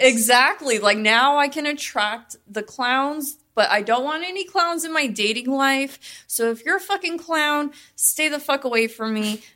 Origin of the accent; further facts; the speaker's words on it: Las Vegas, Nevada, United States; I'm from Vegas, born and raised.